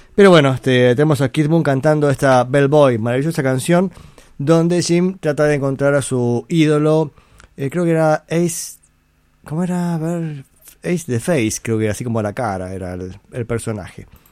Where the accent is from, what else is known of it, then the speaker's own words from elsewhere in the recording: Buenos Aires, Argentina; Yo nací en Balvanera, si no me equivoco. O sea, sí sé dónde nací, pero creo que el centro gallego que queda en la calle Belgrano, en Buenos Aires, está en el barrio Balvanera